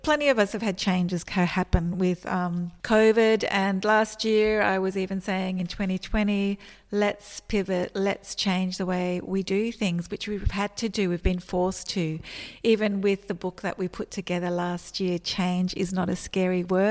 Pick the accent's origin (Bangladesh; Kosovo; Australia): Australia; moved away as an adult; also born or lived in Melbourne; I actually moved back to my hometown, which is over 500 kilometres away from Melbourne